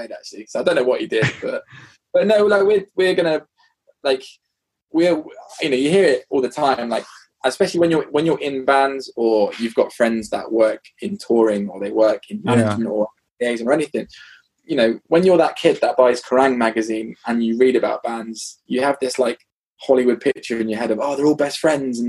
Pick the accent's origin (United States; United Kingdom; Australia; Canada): United Kingdom; I remember being really British